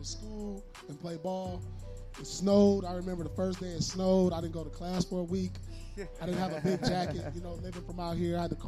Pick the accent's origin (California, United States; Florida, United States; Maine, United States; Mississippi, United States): California, United States; Inglewood; I grew up right here in Inglewood, down the street from the Forum.